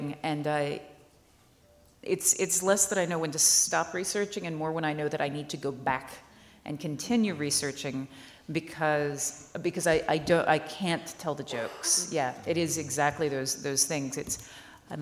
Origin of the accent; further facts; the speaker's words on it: the South, United States; I'm American. I'm from the South